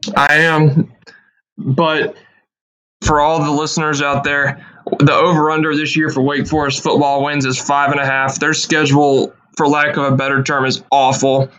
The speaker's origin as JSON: {"language": "English", "region": "North Carolina", "country": "United States", "tie": "born or raised there", "said": "from my home state of North Carolina"}